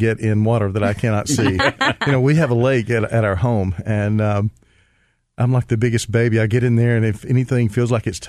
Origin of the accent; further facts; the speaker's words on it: Atlanta, Georgia, United States; also born or lived in Alabama / Cobb County, Georgia / Bartow County, Georgia; Well, originally I was born in Alabama, and then we moved to Atlanta when I was probably about 5 years old.